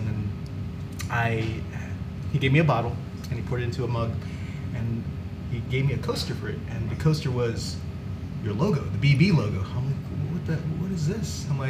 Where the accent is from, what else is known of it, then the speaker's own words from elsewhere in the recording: Connecticut, United States; also born or lived in New Haven; now in Tokyo, Japan; And I'm from Connecticut.